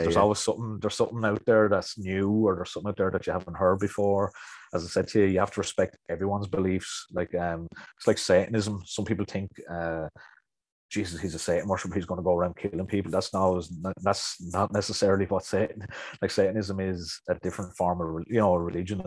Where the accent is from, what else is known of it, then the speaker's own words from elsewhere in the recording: County Wicklow, Ireland; accent: Wicklow; I'm from Wicklow myself